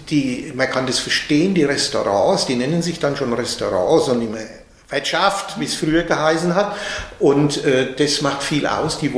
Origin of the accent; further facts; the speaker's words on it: Obernau, Germany; born there; Ich habe das in meinem Geburtsort Obernau gesehen